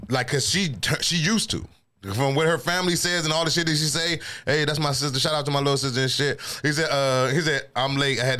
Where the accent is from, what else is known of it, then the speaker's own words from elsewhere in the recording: Seat Pleasant, Maryland, United States; moved away as an adult; now in Virginia, United States; growing up in Seat Pleasant, growing up in the DMV, DC, all over the, I, I did some nigga shit, hood rat shit. So I understand yeah. when you're a certain age. But once I moved to, I moved, I moved out of the city at 23.